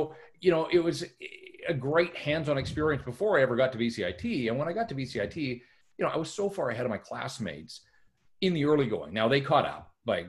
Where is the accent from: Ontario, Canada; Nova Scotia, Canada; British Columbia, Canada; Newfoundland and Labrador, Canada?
British Columbia, Canada; North Vancouver; I'm born and raised in North Van, live there now as well, so I've come full circle.